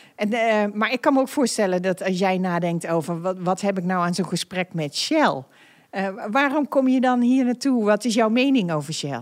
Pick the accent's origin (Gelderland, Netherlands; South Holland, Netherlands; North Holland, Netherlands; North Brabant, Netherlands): North Brabant, Netherlands; now in The Hague, Netherlands; Ik ben een echte Brabantse